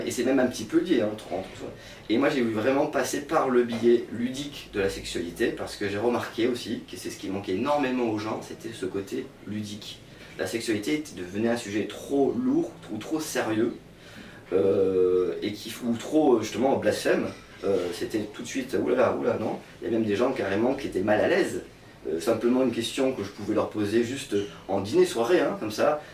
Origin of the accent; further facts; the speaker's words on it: south of France, France; now in Réunion, France; j'étais quand même du sud de la France